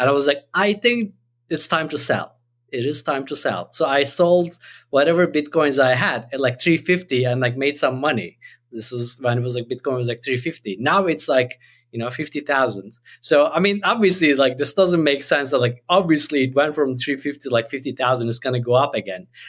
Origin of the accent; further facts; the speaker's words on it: Turkey; moved away; I had the sense that even growing up in Turkey